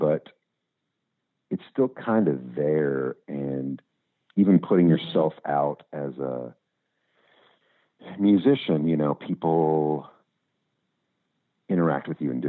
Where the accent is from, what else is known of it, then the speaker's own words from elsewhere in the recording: Louisville, Kentucky, United States; the music culture I grew up in Louisville and all that.